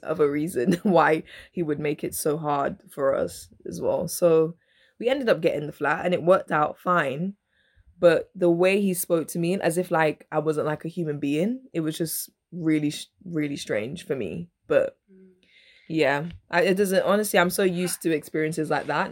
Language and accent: English; Dominica; I was born in Dominica